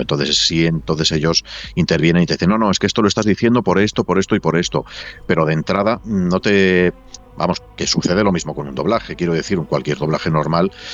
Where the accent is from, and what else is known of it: Valladolid, Castile and León, Spain